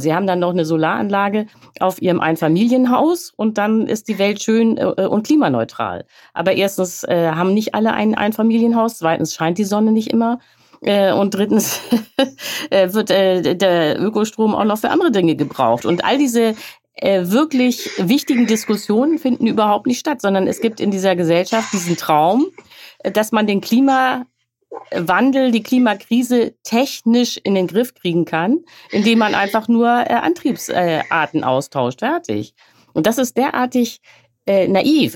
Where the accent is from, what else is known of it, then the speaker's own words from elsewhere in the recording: Hamburg, Germany; now in Berlin, Germany; Ich stamme aus Hamburg und ich lebe jetzt in Berlin